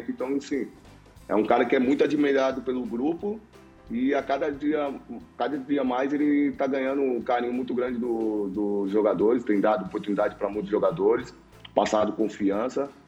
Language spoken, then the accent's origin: Portuguese; São Paulo, Brazil; eu sou de São Paulo, né?